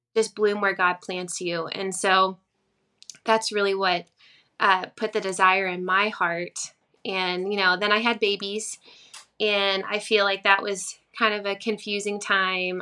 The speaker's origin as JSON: {"language": "English", "region": "Virginia", "country": "United States", "tie": "born or raised there", "said": "i started playing in coffee shops in my hometown um, there was a little cafe close to here"}